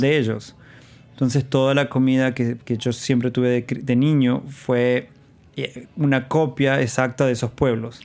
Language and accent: Spanish; Jáchal, San Juan, Argentina; moved away as an adult; also born or lived in Rodeo, San Juan, Argentina / Brazil; now in New York, United States; mi niñez la pasé siempre en San Juan, ah, en un pueblo llamado Hachal